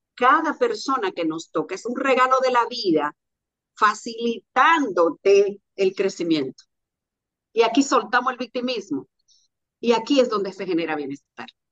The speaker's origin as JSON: {"language": "Spanish", "town": "Sánchez", "region": "Samaná", "country": "Dominican Republic", "tie": "born or raised there", "said": "de Samaná de un campito donde yo nací que se llama Los Puentes, un paraje, se llama Los Puentes del municipio de Sánchez, de la provincia de Samaná"}